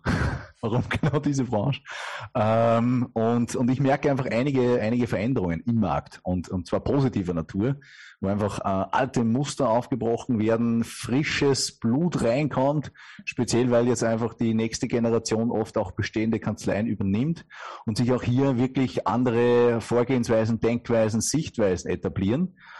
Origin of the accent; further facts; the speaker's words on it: Upper Austria, Austria; man kennt es wirklich an der Stimme, äh, kein gebürtiger Deutscher, sondern äh, aus Oberösterreich